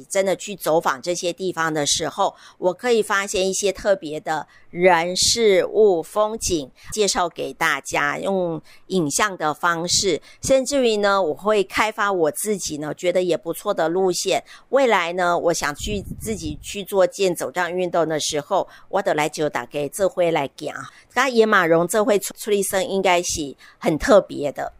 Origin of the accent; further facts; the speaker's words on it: Tainan, Taiwan; 台南哦，我的故乡